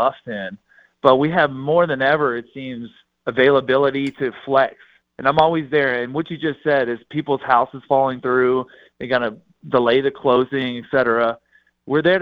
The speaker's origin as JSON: {"language": "English", "region": "the South", "country": "United States", "moved": "yes", "lives_now": "Colorado, United States", "said": "I am from the South"}